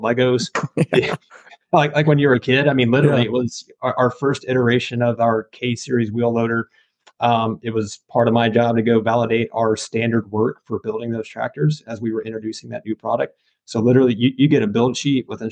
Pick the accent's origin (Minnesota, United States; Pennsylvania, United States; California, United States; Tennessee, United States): Tennessee, United States; Nashville; moved away; I'm from the Nashville, Tennessee area, grew up in Tennessee